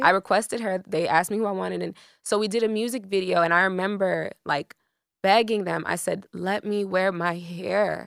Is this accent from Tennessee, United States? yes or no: no; Miami, Florida, United States; also born or lived in Broward County, Florida; I'm from Miami, Florida